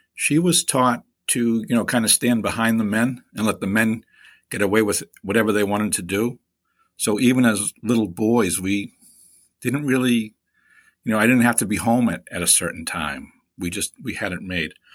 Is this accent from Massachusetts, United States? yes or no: yes; Boston, Massachusetts, United States; accent: East Coast; I'm from Boston, from Boston's Hyde Park section